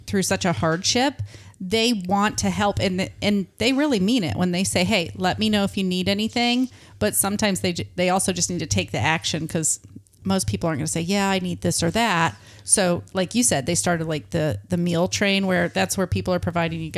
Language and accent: English; Michigan, United States; now in Florida, United States; I grew up in Michigan.